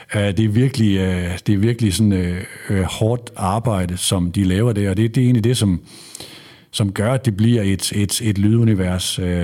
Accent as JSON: {"language": "Danish", "area": "North Jutland", "region": "North Denmark Region", "country": "Denmark", "said": "jeg er fra Nordjylland"}